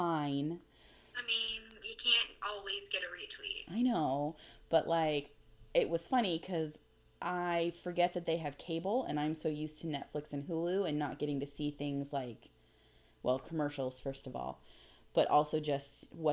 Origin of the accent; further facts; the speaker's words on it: Bend, Oregon, United States; now in Portland, United States; I am getting ready to move from Portland back to Bend, which is my hometown. I've been in Portland for about 8.5 years